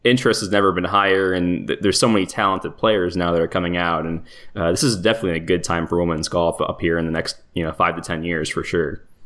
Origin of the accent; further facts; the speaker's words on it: Toronto, Ontario, Canada; I'm from Toronto